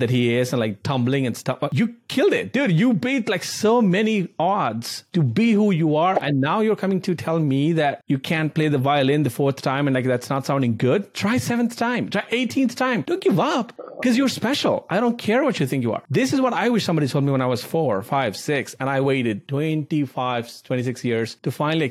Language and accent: English; India; moved away; I grew up in India